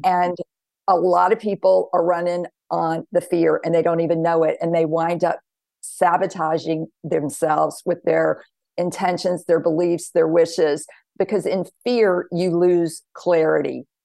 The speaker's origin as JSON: {"language": "English", "area": "the Bible Belt", "region": "the South", "country": "United States", "tie": "born or raised there", "said": "I grew up in the South, the Bible Belt"}